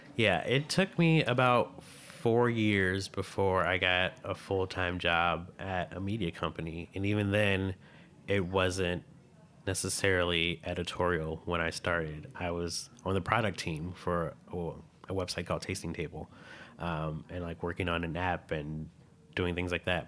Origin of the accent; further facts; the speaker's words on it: Midwest, United States; I grew up in the Midwest